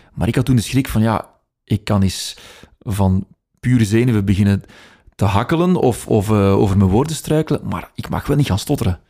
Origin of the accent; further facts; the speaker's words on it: Opwijk, Flanders, Belgium; accent: Brabantian; als ik gewoon in mijn eigen dialect praat, dan klinkt het anders dan wat ik nu doe. Ja. Eh, ik ben afkomstig van Opwijk, dus dat is Brabants